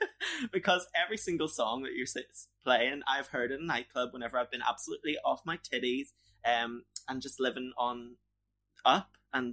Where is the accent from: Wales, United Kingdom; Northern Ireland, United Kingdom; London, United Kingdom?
Northern Ireland, United Kingdom; I'm from Northern Ireland